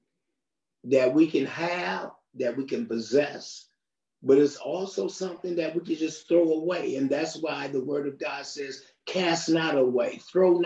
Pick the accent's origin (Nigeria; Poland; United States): United States; I'm from the United States